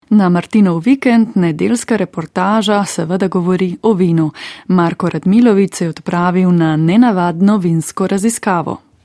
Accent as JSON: {"language": "Slovenian", "town": "Maribor", "country": "Slovenia", "said": "kot Mariborčani"}